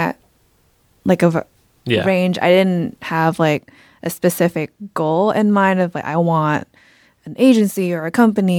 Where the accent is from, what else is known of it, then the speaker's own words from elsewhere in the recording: Bangkok, Thailand; also born or lived in Atlanta, United States; I am from Thailand, Bangkok, Thailand. Was actually born in Atlanta, Georgia. Moved back to Thailand, which is where my family's from, and grew up there.